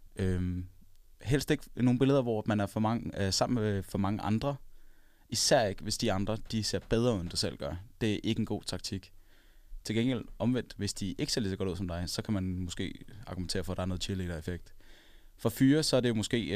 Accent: Copenhagen, Capital Region of Denmark, Denmark; så er jeg ikke fra Aarhus oprindeligt. Jeg er fra København

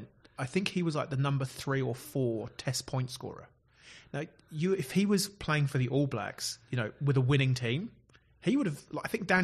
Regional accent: Oxford, South East England, United Kingdom; moved away as an adult; now in Christchurch, New Zealand; I was born in Oxford in the United Kingdom

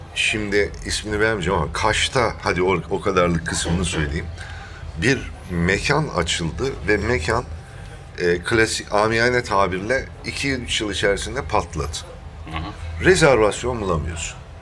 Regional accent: Thrace, Turkey; accent: Thracian; moved away; Trakya'ya gidince benim şivem de iki gün alıyor değişmesi, tabii, tabii, Trakya de şivesine bürünmesi. Ee, yani aslen Trakyalıyım.

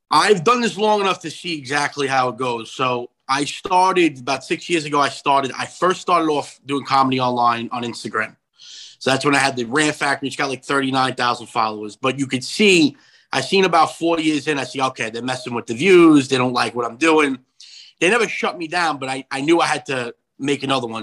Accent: Long Island, New York, United States; also born or lived in Brooklyn, New York; I was born in Brooklyn, living in Long Island, back and forth. I guess the area I grew up in was predominantly Yankee fans as a kid

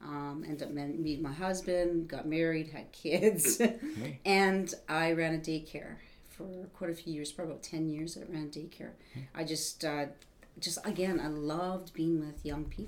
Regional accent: North Battleford, Saskatchewan, Canada; Born and raised in North Battleford.

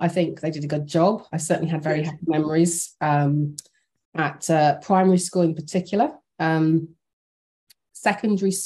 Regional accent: Birmingham, West Midlands, United Kingdom; born and raised in Birmingham, England.

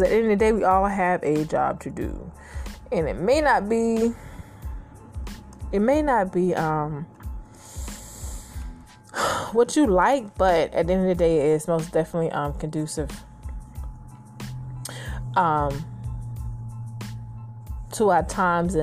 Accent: United States; as a young girl growing up in America

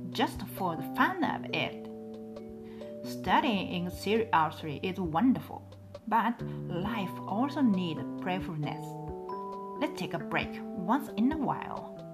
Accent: Japan; first language local Japanese dialect; 私標準語が第一言語じゃないがですよな田舎もやからね

